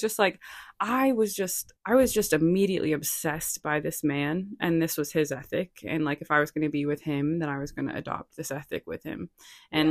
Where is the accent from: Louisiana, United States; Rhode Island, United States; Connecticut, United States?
Rhode Island, United States; also born or lived in Boston; now in Los Angeles, United States; I'm from Rhode Island